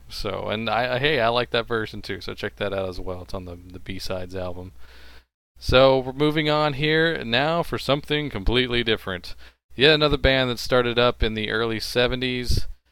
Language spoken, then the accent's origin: English; Texas, United States; I'm from Texas